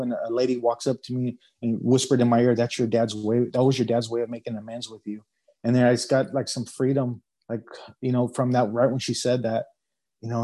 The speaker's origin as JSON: {"language": "English", "town": "Los Angeles", "region": "California", "country": "United States", "tie": "born or raised there", "moved": "yes", "lives_now": "Arizona, United States", "said": "I grew up in San Pedro"}